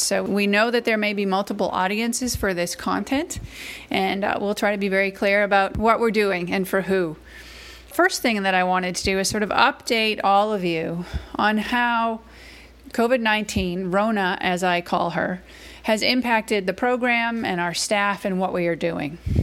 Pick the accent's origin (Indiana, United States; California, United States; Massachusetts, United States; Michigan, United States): Massachusetts, United States; now in Athens, Georgia, United States; I live in Athens, Georgia, but I'm originally from Massachusetts, um, so I'm a northern transplant. So I'm a New Englander at heart